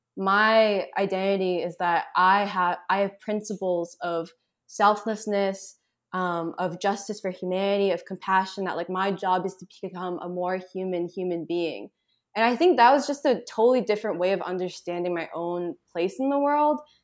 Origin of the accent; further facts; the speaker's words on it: Boston, Massachusetts, United States; moved away as an adult; also born or lived in upstate New York; now in Philadelphia, United States; I was born and raised in Boston